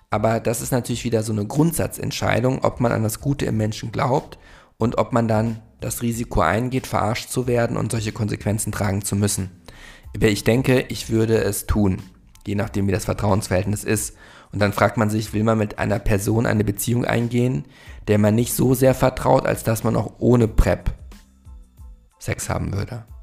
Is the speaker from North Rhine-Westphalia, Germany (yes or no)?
no; Munich, Bavaria, Germany; ich bin aus München